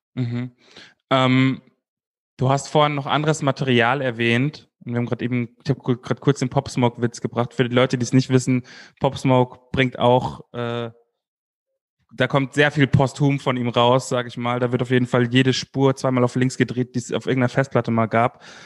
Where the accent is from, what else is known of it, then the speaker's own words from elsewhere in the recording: Munich, Bavaria, Germany; ich als Münchner